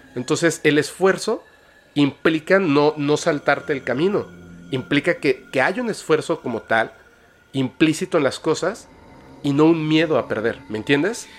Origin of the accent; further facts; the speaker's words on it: Mexico; yo como mexicano